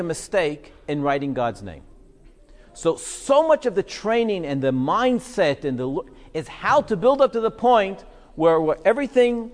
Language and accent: English; Israel; I was growing up in Israel, we made Aliyah when I was 6